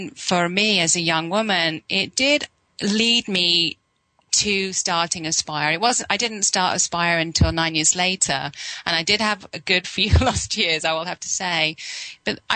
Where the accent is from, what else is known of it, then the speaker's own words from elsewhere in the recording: England, United Kingdom; moved away; I was brought up in England